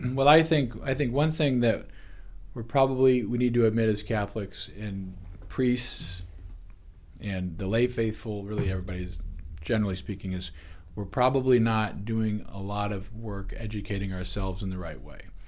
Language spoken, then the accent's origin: English; United States; as modern American people